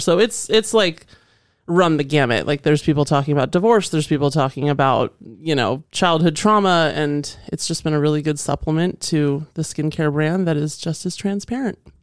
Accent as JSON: {"language": "English", "region": "Northern Virginia", "country": "United States", "tie": "born or raised there", "also_born_or_lived": "Indiana / Los Angeles", "moved": "yes", "lives_now": "Boise, United States", "said": "growing up in Northern Virginia"}